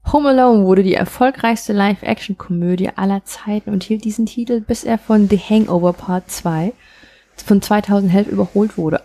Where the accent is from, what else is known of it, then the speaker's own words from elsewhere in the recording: eastern Germany, Germany; ich komme doch auch aus dem Osten, das ist jetzt nicht Polen, aber ich meine, ich bin ja quasi neben der polnischen Grenze groß geworden.